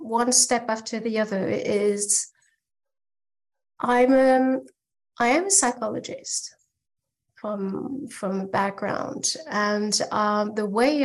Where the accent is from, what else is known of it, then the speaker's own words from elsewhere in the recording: France; now in Germany; I'm French. I live in Germany